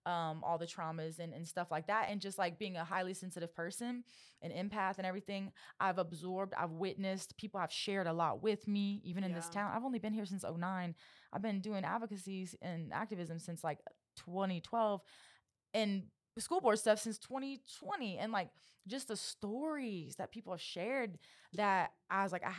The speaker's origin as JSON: {"language": "English", "region": "Louisiana", "country": "United States", "said": "I'm also from Happy Southwest feelings. Louisiana. Yeah, I'm Cajun."}